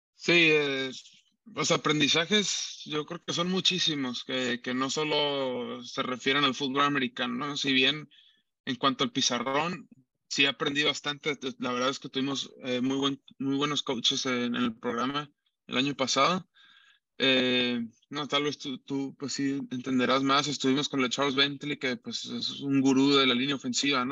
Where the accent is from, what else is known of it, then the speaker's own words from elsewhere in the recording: Tijuana, Baja California, Mexico; Alfredo es aquí mi paisano también, los dos somos de Tijuana